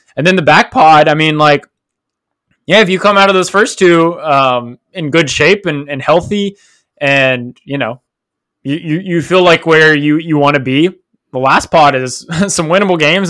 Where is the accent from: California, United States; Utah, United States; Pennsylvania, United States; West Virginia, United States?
West Virginia, United States; Fayetteville; now in Columbus, United States; in West Virginia, uh, back in my hometown, Fayetteville